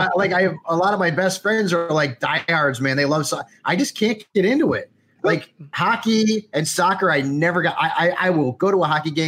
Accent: Connecticut, United States; I remember Seton Hall because I grew up in Connecticut

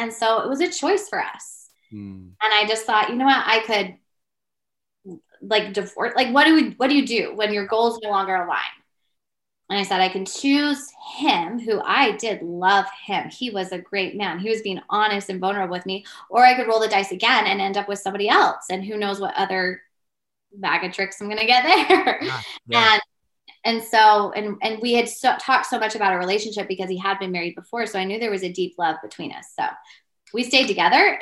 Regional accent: Georgia, United States; moved away as an adult; also born or lived in Utah / Idaho; I moved from the South, from Georgia to Idaho very quickly, like day after graduation

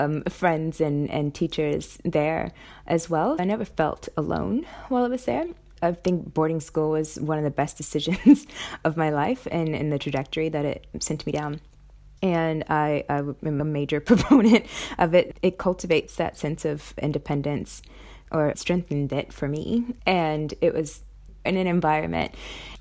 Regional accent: New York City, New York, United States; moved away as an adult; also born or lived in Massachusetts / San Francisco / Sydney; now in Brisbane, Australia; I'm from Brooklyn, New York, and I currently live in Brisbane, Australia.

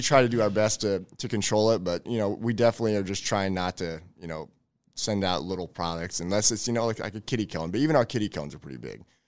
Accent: Elkhorn, Nebraska, United States; I grew up in Elkhorn. I've been there for over thirty years

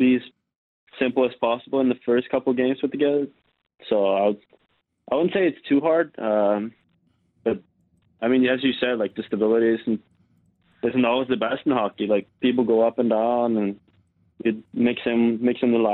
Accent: Sweden; moved away as an adult; now in Calgary, Canada; From my hometown in Sweden, it is kind of a similar weather

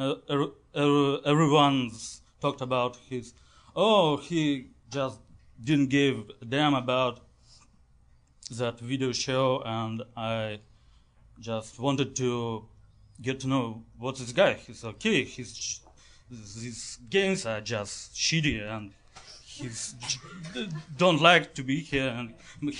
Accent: Russia; moved away; I'm from Russia

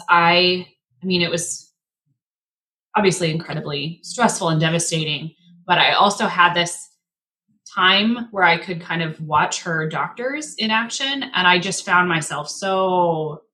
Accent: Spokane, Washington, United States; also born or lived in Michigan; I grew up in Spokane, big Catholic family, went to Gonzaga

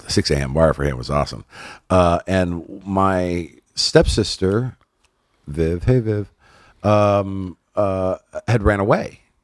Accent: Inland Empire, Southern California, United States; also born or lived in Los Angeles / Hollywood / San Fernando Valley; grew up in the I E, um, and then got out to Hollywood, like, at about twelve, when I was twelve, San Fernando Valley and Hollywood and all that. So, yeah, California native, Southern California

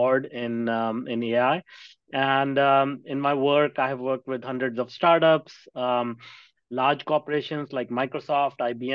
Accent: India; now in North America; I grew up in India in a small town

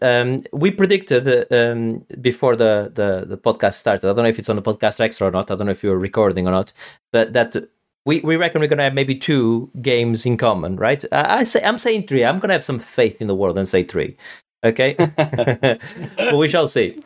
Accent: Portugal; I'm from, from Portugal, which is obviously, uh, Western Europe

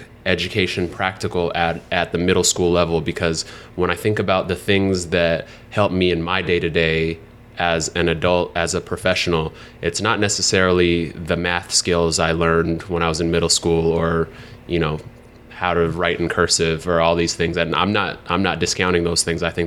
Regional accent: Seattle, Washington, United States; now in New York City, United States; I grew up in Seattle, grew up in only public housing my whole life

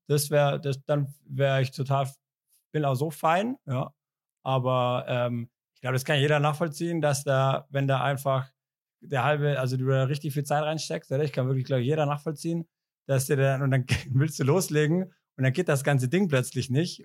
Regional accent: Ulm, Baden-Württemberg, Germany; moved away; Ich komme ja aus Ulm

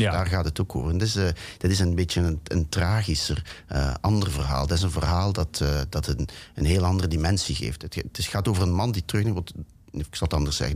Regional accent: Ghent, Flanders, Belgium; moved away; Ik ben opgegroeid in België

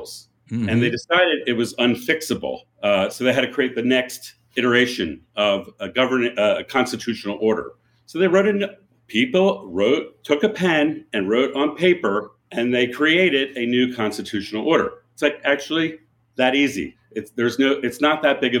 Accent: Philadelphia, Pennsylvania, United States; I grew up in Philadelphia

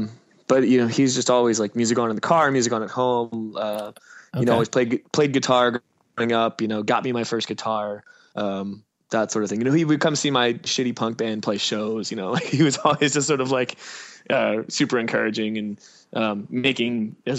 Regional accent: New Jersey, United States; moved away as an adult; now in Philadelphia, United States; I was born in Philadelphia and moved to Jersey for up until I was 18, and then I moved back to Philly.

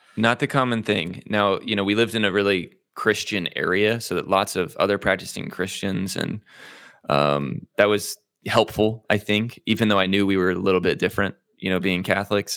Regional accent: Zionsville, Indiana, United States; also born or lived in Midland, Michigan; I was born in Midland, Michigan, um, but I moved, uh, my parents moved uh, shortly thereafter to Indianapolis, Indiana, uh, where both of my mm-hmm. parents were from. Mm. Um, and we lived in kind of the north suburbs of Indianapolis in a small town called Zionsville

